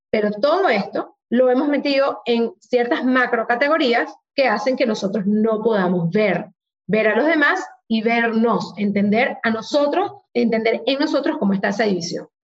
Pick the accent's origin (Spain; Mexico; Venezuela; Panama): Venezuela; moved away as an adult; also born or lived in Hong Kong; yo a los 18 salí de Venezuela